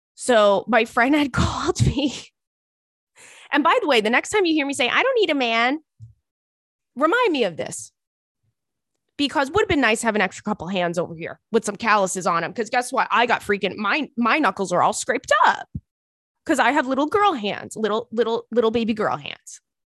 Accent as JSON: {"language": "English", "area": "Long Island", "region": "New York", "country": "United States", "tie": "born or raised there", "lives_now": "Brooklyn, United States", "said": "I grew up on Long Island, so I've, like, been, you know, living in New York my whole life, but I moved to Brooklyn in, in, in two thousand and eight."}